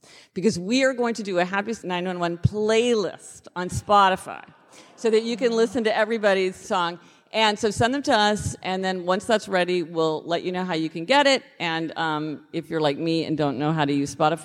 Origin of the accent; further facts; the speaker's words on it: Kansas City, United States; we're both from Kansas City, so it's not the same KC, but it's a KC